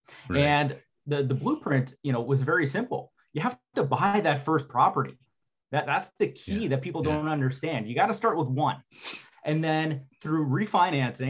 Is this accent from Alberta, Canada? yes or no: no; Sudbury, Ontario, Canada; also born or lived in Waterloo, Ontario; I grew up in Sudbury, Ontario